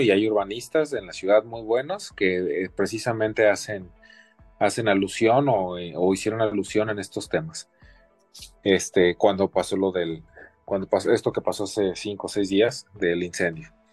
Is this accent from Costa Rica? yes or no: no; Mexico; como mexicanos, como latinoamericanos